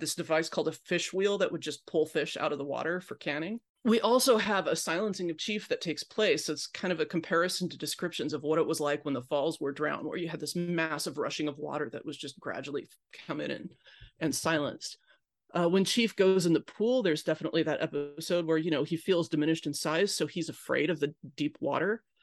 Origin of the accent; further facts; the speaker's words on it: Pacific Northwest, United States; I grew up in the Pacific Northwest